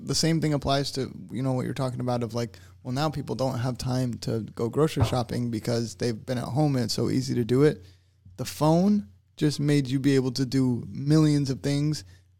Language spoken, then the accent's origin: English; West Palm Beach, Florida, United States; also born or lived in Tennessee / Fort Lauderdale, Florida; now in St. Petersburg, United States; I grew up in West Palm